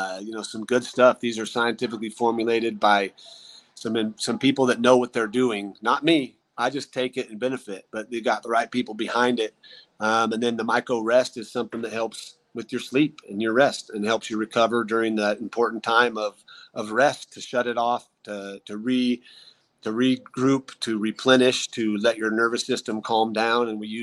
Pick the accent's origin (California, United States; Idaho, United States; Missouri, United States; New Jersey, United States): Idaho, United States; moved away; That's a near and dear place to me. That's my home state.